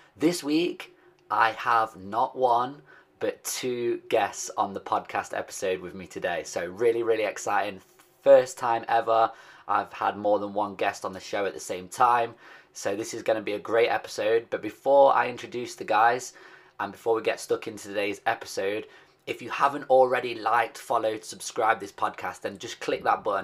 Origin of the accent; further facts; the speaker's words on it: Nottingham, East Midlands, United Kingdom; they are also based in my hometown of Nottingham